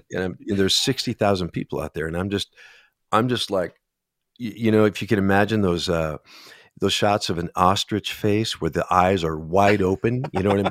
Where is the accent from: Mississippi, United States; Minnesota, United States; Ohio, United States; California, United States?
Minnesota, United States